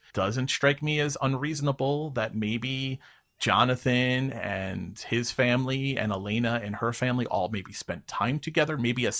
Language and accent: English; New York City, New York, United States; I was also born in Queens, New York. I was born and raised in Flushing.